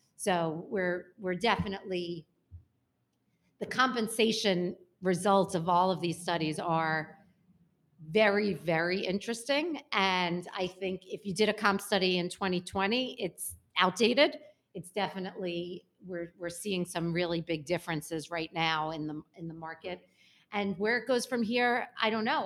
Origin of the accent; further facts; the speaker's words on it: New York City, New York, United States; I grew up in Brooklyn, and not bougie Brooklyn